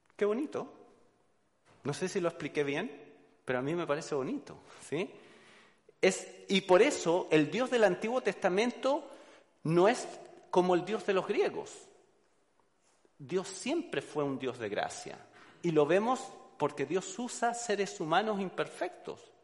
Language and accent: Spanish; Chile; moved away; soy chileno, de Chile, colocolino de corazón